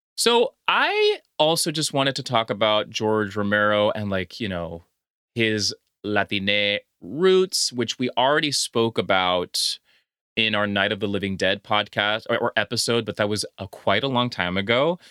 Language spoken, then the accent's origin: English; Honduras; I'm from Honduras